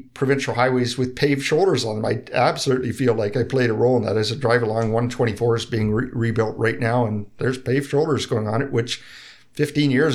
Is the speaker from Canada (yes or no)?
yes; Bracebridge, Ontario, Canada; I grew up in Bracebridge